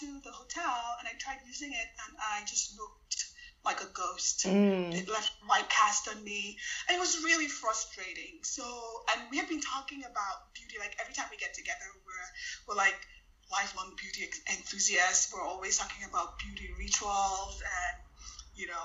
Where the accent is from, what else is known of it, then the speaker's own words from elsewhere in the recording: Lagos, Nigeria; moved away; I grew up in Lagos, Nigeria